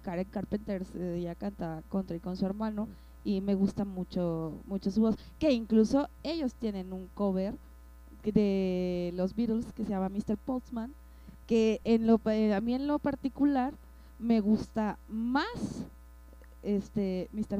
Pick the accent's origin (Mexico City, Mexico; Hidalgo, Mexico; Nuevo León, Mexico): Mexico City, Mexico; yo soy chilanga